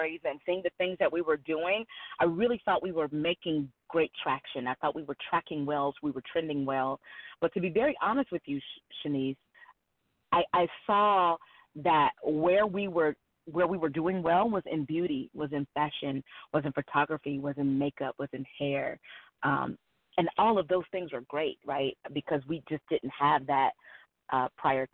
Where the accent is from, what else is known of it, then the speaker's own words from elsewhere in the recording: Cincinnati, Ohio, United States; moved away as an adult; now in Atlanta, United States; born and raised in Cincinnati, lived 5 minutes from my job, 8 minutes from my mother